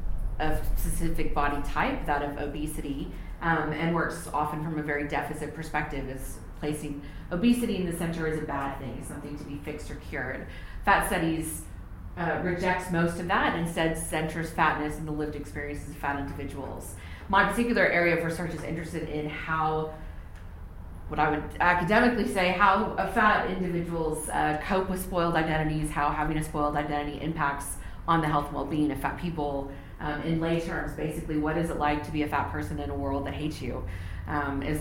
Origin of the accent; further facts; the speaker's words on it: Texas, United States; moved away as an adult; now in Palmerston North, New Zealand; I was born and raised in Texas in the United States